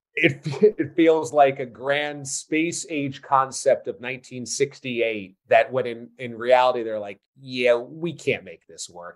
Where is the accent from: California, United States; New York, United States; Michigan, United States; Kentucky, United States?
New York, United States; I grew up in New York going to Shea Stadium as a Mets fan